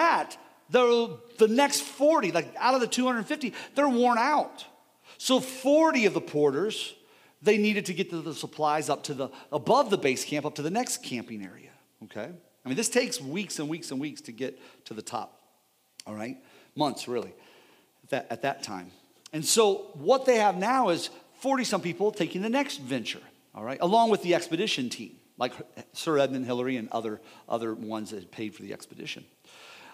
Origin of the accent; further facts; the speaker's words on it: United States; We're Americans